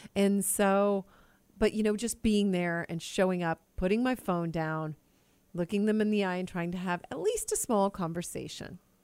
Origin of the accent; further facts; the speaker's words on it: Killeen, Texas, United States; I was raised in Killeen, Texas